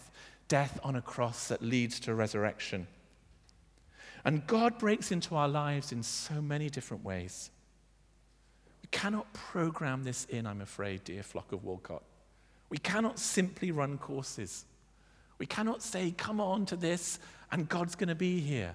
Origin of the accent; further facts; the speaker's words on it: United Kingdom; now in Bath, United Kingdom; we're British.